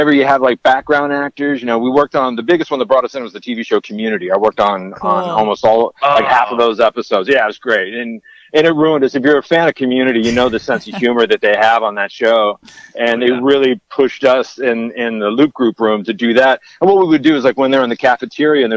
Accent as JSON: {"language": "English", "town": "Santa Rosa", "region": "California", "country": "United States", "tie": "born or raised there", "also_born_or_lived": "San Francisco, United States", "moved": "as an adult", "lives_now": "Los Angeles, United States", "said": "I competed at Santa Rosa Junior College. That's my hometown"}